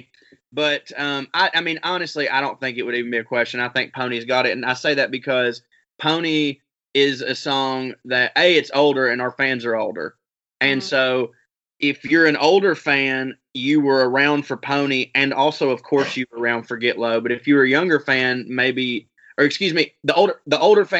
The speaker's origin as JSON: {"language": "English", "region": "the South", "country": "United States", "said": "I'm a man from the South"}